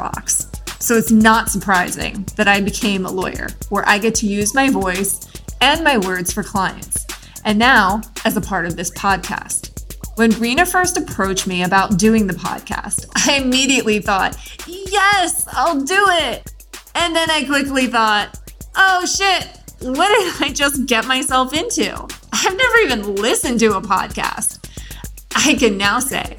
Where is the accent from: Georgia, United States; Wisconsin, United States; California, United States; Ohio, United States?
Ohio, United States; Youngstown; now in Palm Beach, United States; I live in Palm Beach, but I'm from the Yo. Youngstown, Ohio, that is.